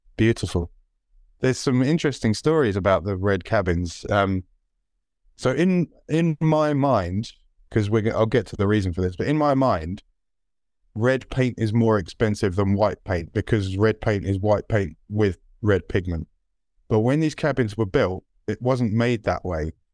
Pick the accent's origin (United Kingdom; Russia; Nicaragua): United Kingdom; British passport holders